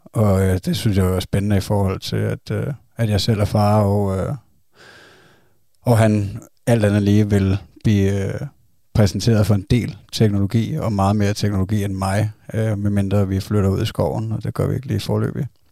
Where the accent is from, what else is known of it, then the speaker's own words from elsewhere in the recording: Zealand, Denmark; vi er fra Sjælland